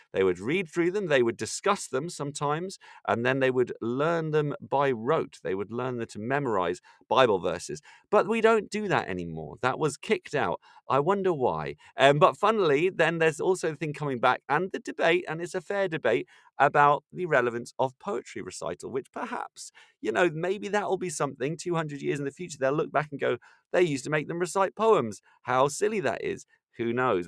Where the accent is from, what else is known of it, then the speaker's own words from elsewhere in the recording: Ireland; now in London, United Kingdom; I'm from Ireland